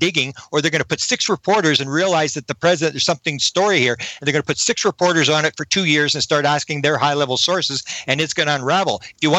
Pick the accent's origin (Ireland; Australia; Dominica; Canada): Canada; People ask me, because I'm a Canadian, they say, well, what's the Canadian government?